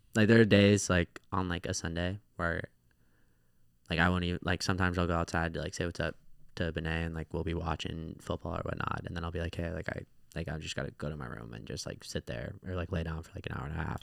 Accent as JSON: {"language": "English", "area": "Orange County", "region": "California", "country": "United States", "tie": "born or raised there", "also_born_or_lived": "Sacramento, California", "said": "grew up where I was born in Orange County, California"}